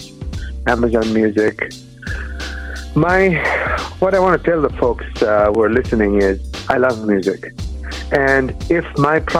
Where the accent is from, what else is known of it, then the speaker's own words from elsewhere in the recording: Bangladesh; first language Bengali; English is a second language; moved away as an adult; also born or lived in Michigan, United States; now in United States; I'm from a little country across the globe called Bangladesh. I moved to the U.S. to do my PhD in physics.